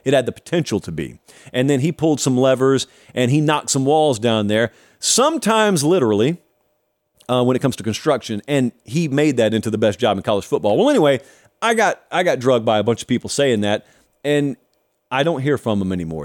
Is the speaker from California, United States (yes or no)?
no; Georgia, United States; moved away; back in my home state